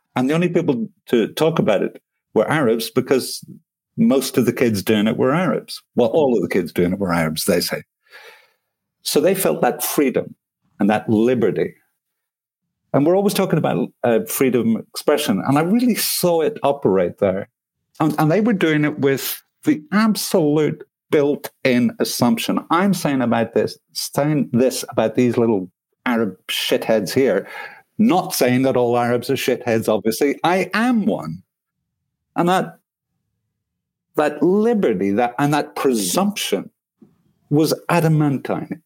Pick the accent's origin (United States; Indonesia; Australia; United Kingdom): United Kingdom; Belfast, Northern Ireland; now in France; I come from Belfast.